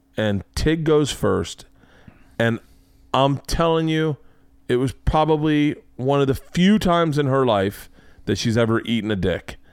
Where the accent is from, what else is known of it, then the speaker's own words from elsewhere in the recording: Florida, United States; I grew up in Florida